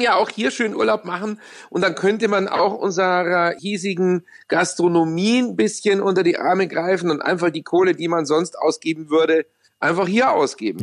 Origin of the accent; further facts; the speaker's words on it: Munich, Bavaria, Germany; accent: Bavarian; fühle ich mich ja wirklich als Bayer und auch als Münchner